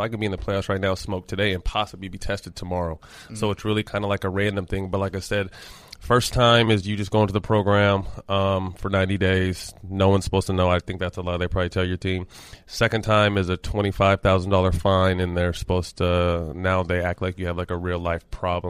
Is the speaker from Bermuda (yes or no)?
no; Sacramento, California, United States; But growing up in Sacramento, I was a huge Laker fan, but then kind of became a Kings fan